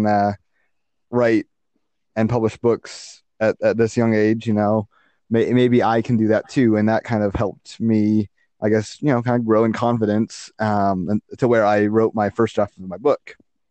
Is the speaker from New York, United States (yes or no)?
no; Utah, United States; I have been born and raised in Utah